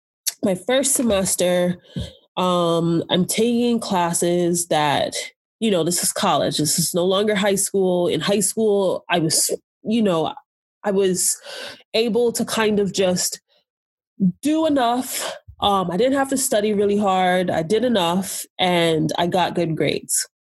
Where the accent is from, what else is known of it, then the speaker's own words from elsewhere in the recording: Jamaica; also born or lived in Nigeria; So like, so again, being Jamaican and Nigerian, I remember looking for a place that had like good African food